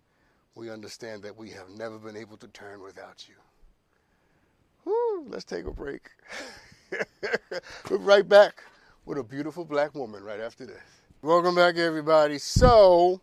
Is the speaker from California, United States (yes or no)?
no; New York, United States; I'm but from New York